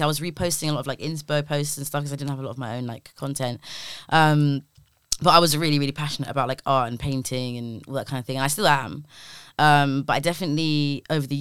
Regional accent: London, United Kingdom; growing up in Labrador Grove, like seeing carnival every year of my life since I was like a baby

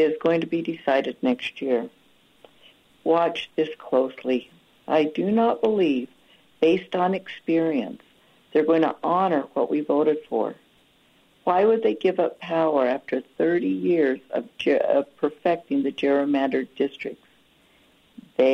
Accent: Ogden, Utah, United States; moved away as an adult; I grew up in Ogden

